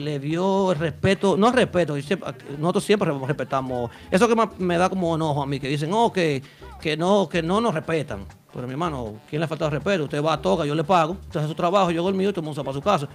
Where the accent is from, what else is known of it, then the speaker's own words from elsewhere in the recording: Santo Domingo, Dominican Republic; yo soy de la capital